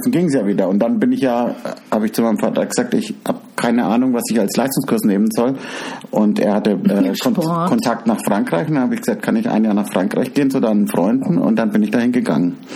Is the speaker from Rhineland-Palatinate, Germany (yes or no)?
no; Würzburg, Bavaria, Germany; Ja, ich komme aus Würzburg.